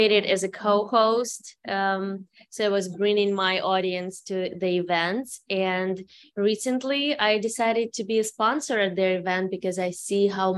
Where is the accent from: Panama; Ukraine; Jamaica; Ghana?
Ukraine; English is a second language; moved away as an adult; now in Los Angeles, United States; I'm originally from Ukraine, so sorry for my immigrant English. I came here 8 years ago with my daughter together.